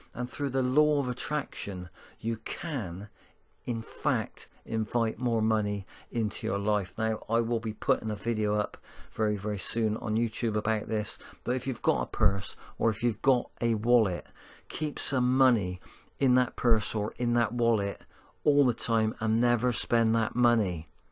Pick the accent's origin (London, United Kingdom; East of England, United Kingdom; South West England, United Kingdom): South West England, United Kingdom; Bristol; accent: Bristolian; my Bristolian accent